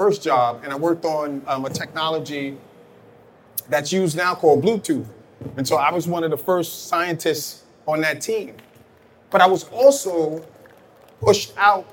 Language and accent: English; New York City, New York, United States; growing up in Brooklyn, growing up in Bed-Stuy